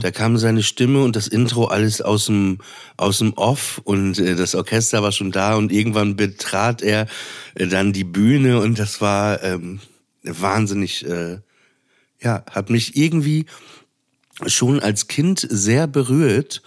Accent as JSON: {"language": "German", "town": "Papenburg", "region": "Lower Saxony", "country": "Germany", "tie": "born or raised there", "said": "in der Nähe von Papenburg, wo ich aufgewachsen bin"}